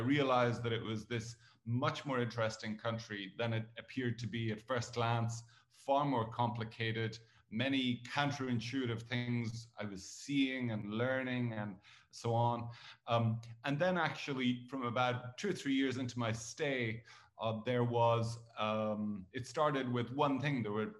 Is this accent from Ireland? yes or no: yes; Ireland; moved away as an adult; also born or lived in Kenya / Pakistan; now in Egypt; I'm Irish by birth, and by I was brought up in Ireland.